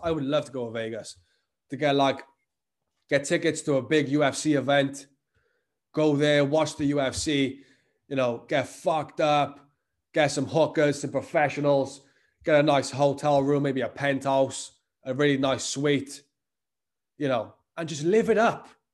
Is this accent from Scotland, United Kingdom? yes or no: no; the Welsh valleys, Wales, United Kingdom; I live growing up in the Welsh valleys, places like that, where, like, these, like, small towns